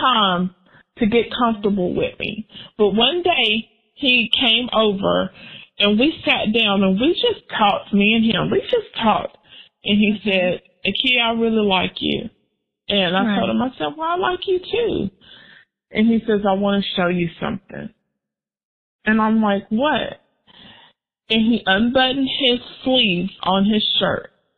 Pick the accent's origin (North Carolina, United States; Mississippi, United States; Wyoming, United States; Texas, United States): Texas, United States; moved away as an adult; also born or lived in Oklahoma; I'm from Texas